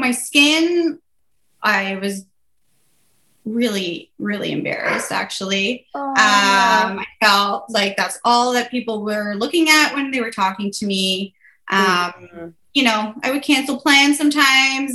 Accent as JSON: {"language": "English", "region": "New Brunswick", "country": "Canada", "said": "I'm from New Brunswick."}